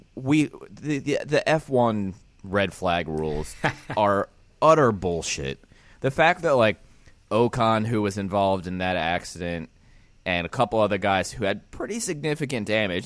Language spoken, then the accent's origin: English; Pennsylvania, United States; born or raised there; moved away